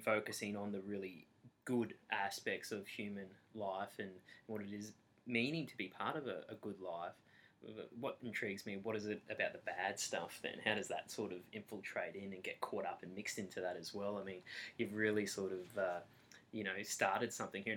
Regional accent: Australia; we are from Australia

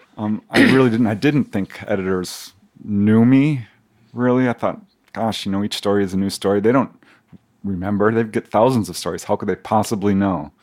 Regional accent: Topanga Canyon, California, United States; this guy from Topanga Canyon

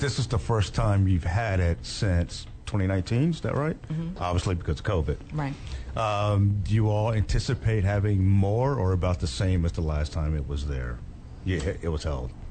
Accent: Dallas, Texas, United States; I grew up in Dallas Fort Worth

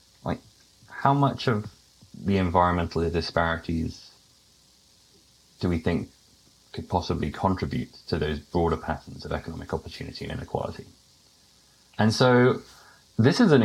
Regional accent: United Kingdom; accent: British; moved away; my accent as being British.

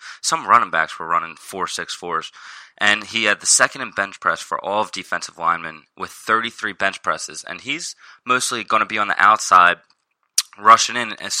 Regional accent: Ventnor, New Jersey, United States; I'm 22 years old, and I'm from Ventnor, New Jersey

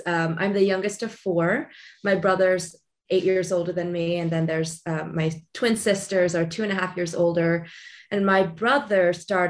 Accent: Long Beach, California, United States; I was born and raised in Long Beach, California

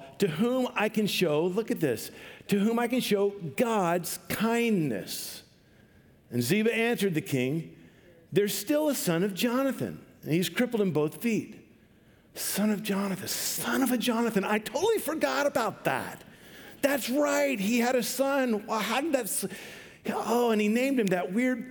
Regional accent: Vancouver, Washington, United States; I grew up in Vancouver, Washington.

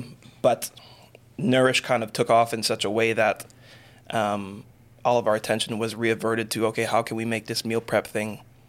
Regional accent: Montreal, Quebec, Canada; moved away as an adult; now in Bermuda; born in Bermuda. I was raised in Montreal, okay, Canada. I moved back to Bermuda probably like 6 years ago, 6 or 7 years ago.

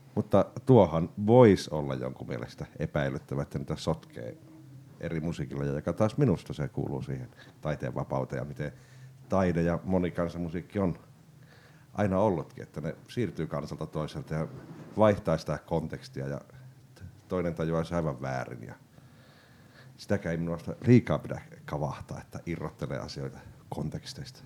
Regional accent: Lapland, Finland; me ollaan Lapista kotoisin

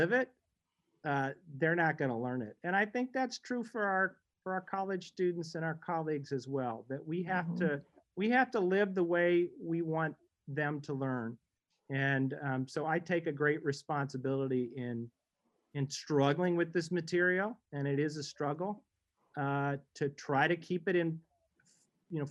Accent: St. Louis, Missouri, United States; moved away; I grew up in St. Louis

